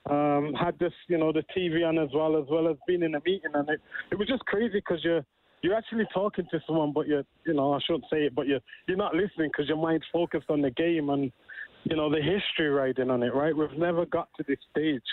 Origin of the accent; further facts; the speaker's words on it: England, United Kingdom; moved away; as we would say in England